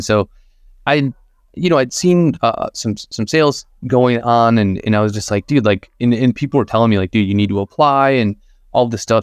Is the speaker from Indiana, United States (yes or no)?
yes; Northern Indiana, United States; growing up in Indiana, we didn't have a, we didn't have a fucking art museum.